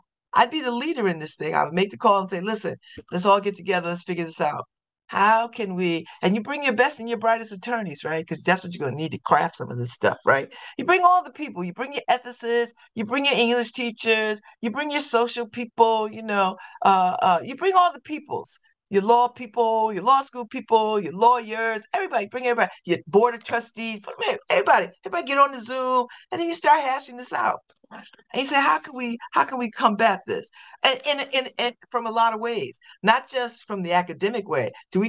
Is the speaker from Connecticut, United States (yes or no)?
yes; New Haven, Connecticut, United States; I've been saying that since I was born. I'm from New Haven.